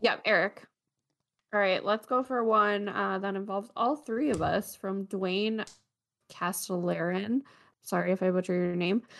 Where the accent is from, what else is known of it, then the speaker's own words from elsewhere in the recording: St. Catharines, Ontario, Canada; moved away; my hometown